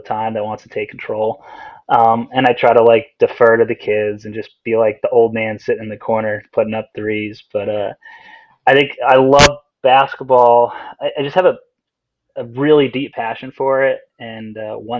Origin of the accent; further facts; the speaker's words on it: Vermont, United States; I grew up in Vermont